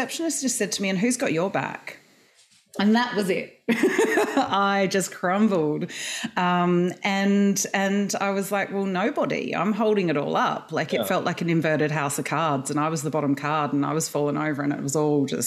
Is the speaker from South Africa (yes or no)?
no; Adelaide, South Australia, Australia; moved away as an adult; also born or lived in Perth, Australia / United Kingdom; now in Melbourne, Australia; I was born in Perth and then grew up in Adelaide